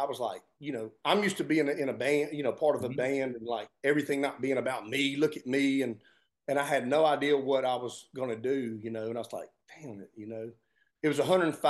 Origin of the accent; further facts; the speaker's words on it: Georgia, United States; growing up in Georgia